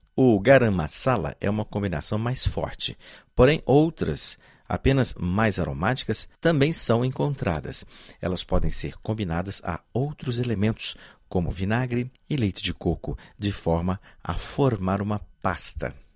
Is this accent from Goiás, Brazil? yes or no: yes; Goiás, Brazil; Eu sou goiano e conheço açafrão desde criança